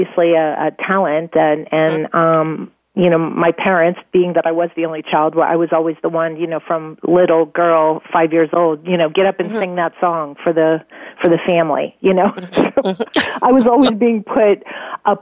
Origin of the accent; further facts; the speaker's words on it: Pittsburgh, Pennsylvania, United States; moved away; also born or lived in Ireland; growing up in Pennsylvania, in Pittsburgh, and I was an only child.